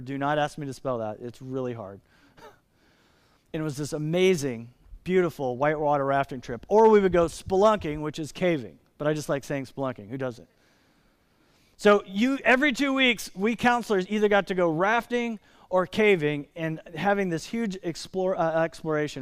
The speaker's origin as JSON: {"language": "English", "country": "United States", "said": "as American Christians"}